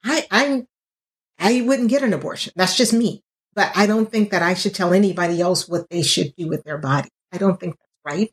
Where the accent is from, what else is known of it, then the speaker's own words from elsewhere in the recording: Louisiana, United States; I'm from Louisiana